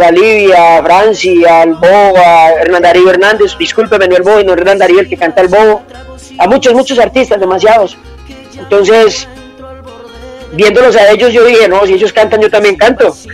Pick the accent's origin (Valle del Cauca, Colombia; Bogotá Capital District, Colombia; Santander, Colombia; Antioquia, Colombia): Valle del Cauca, Colombia; now in Medellín, Colombia; Soy un, vallecaucano, pero me considero paisa, paisa neto, como la arepa y como, la bandeja paisa, porque ya llevo más de treinta y pico de años aquí en la ciudad de Medellín.